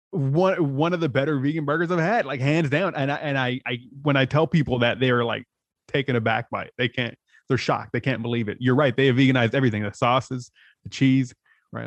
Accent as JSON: {"language": "English", "town": "San Diego", "region": "California", "country": "United States", "said": "I'm from San Diego, so I was in Tijuana all the time."}